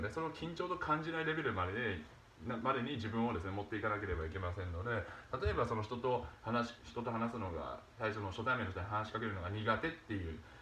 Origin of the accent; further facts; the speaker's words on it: Nagasaki, Japan; 僕、まあ、長崎の出身なんですけどもその長崎の小学校